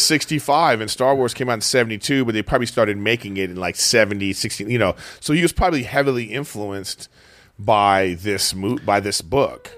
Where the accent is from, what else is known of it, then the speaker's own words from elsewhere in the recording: Los Angeles, California, United States; my home